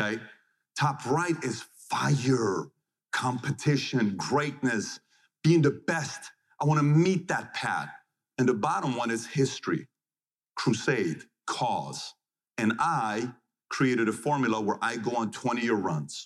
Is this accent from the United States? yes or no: no; Iran; When I was born in Iran